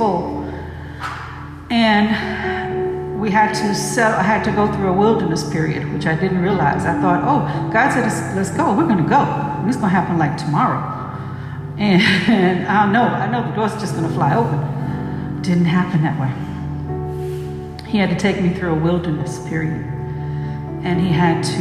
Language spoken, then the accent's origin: English; United States; moved away; also born or lived in Atlanta / Africa; I'm African American. I have roots out of Ghana too